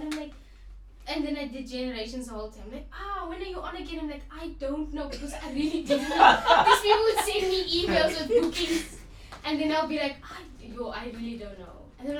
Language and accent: English; Bloemfontein, Free State, South Africa; also born or lived in Warrenton, Northern Cape; I basically lived in Bloom my whole life.